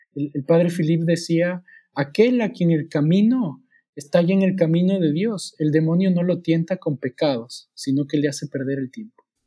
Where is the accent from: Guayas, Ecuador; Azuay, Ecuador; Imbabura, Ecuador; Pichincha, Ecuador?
Pichincha, Ecuador; Quito; moved away as an adult; also born or lived in New Zealand; now in Saltillo, Mexico; Soy de Ecuador